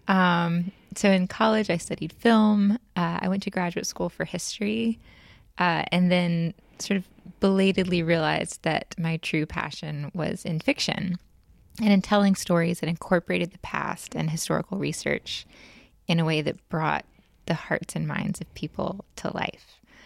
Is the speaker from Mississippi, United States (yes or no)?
yes; Jackson, Mississippi, United States; moved away as an adult; also born or lived in North Carolina; now in New Orleans, United States; I grew up in Jackson, not too far away.